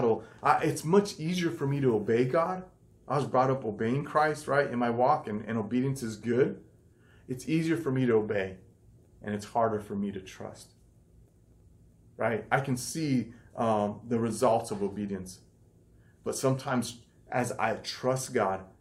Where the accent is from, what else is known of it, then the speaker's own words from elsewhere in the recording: United States; this culture that we're brought up in America